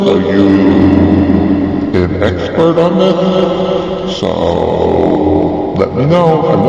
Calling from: New York City, New York, United States; And I'm calling you from the Bronx.

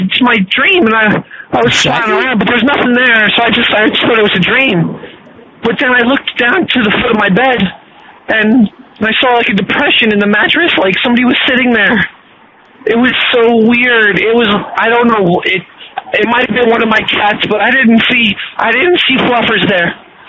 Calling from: Michigan, United States; I'm calling you from Michigan.

